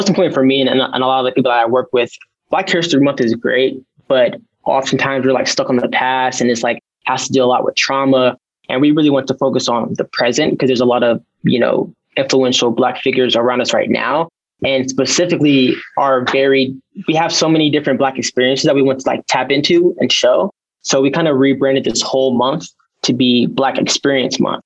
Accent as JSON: {"language": "English", "region": "Ohio", "country": "United States", "moved": "as an adult", "lives_now": "Utah, United States", "said": "I was actually back in Ohio because I'm from Ohio"}